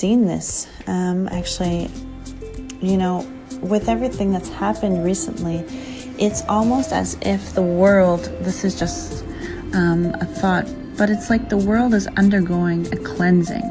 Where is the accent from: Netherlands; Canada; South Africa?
Canada; As a Canadian who is currently in a below weather snowstorm